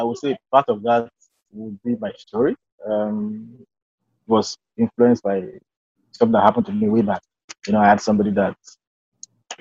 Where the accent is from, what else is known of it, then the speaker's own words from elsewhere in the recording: Nigeria; I'm a Nigerian.